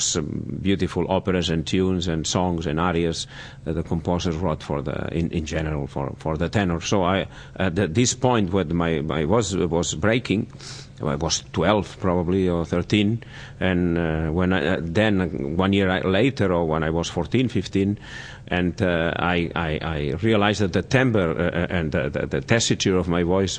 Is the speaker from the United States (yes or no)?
no; Barcelona, Catalonia, Spain; in my hometown in Barcelona